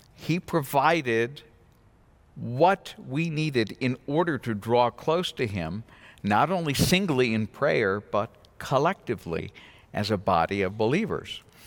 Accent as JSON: {"language": "English", "region": "New England", "country": "United States", "tie": "born or raised there", "moved": "yes", "said": "I come from New England"}